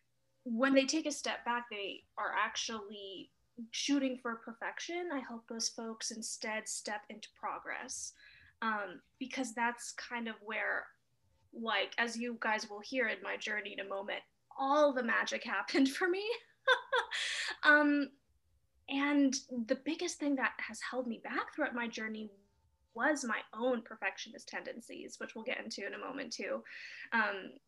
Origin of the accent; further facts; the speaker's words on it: Los Angeles, California, United States; moved away as an adult; also born or lived in Montreal, Canada; I was born and raised in Los Angeles.